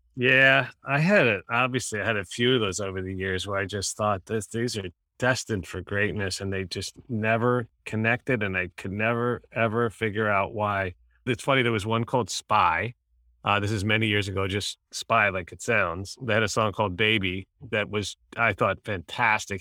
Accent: New York City, New York, United States; I grew up in Manhattan, so I went to Madison Square Garden

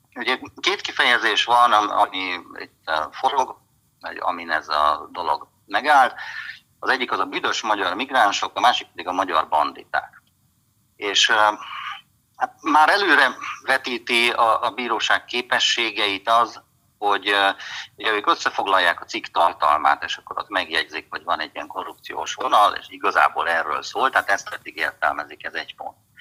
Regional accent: Hungary; én is magyar vagyok

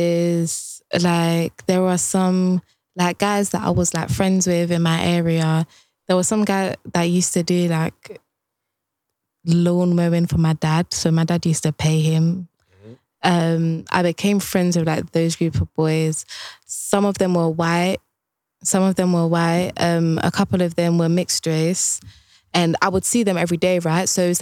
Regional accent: Ghana; now in United Kingdom; Like I'm from Ghana. I feel my soul, like I cannot, there's only a certain limit of happiness I can experience in UK.

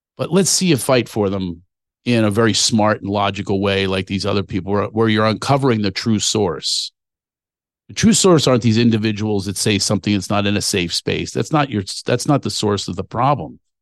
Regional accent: Philadelphia, Pennsylvania, United States; my hometown

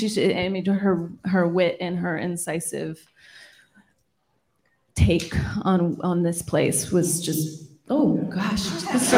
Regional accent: Sacramento, California, United States; now in New York, United States; my hometown

